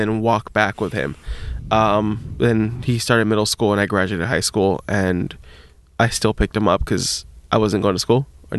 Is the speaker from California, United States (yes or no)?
yes; Long Beach, California, United States; Born and raised Long Beach. Well, I wasn't born in Long Beach, but I was raised